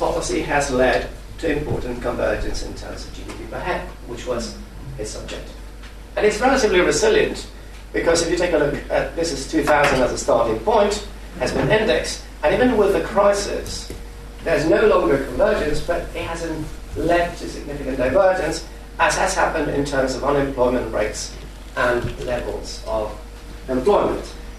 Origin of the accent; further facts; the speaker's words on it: Spain; moved away; I'm originally from Spain